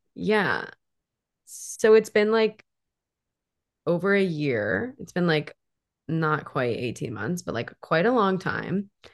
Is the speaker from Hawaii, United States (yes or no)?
yes; Hawaii, United States; now in Seattle, United States; I grew up in Hawaii.